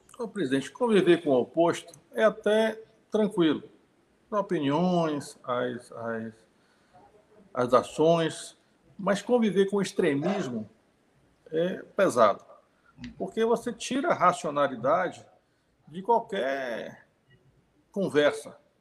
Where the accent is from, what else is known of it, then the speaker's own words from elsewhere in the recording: Itabuna, Bahia, Brazil; eu nasci em Tabuna, na Bahia, né? E minha família é aqui de Santo Antônio de Jesus